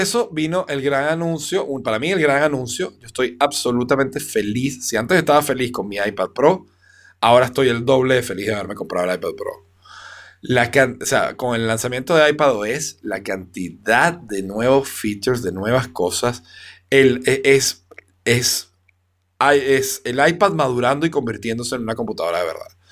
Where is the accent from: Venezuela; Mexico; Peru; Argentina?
Venezuela; yo como venezolano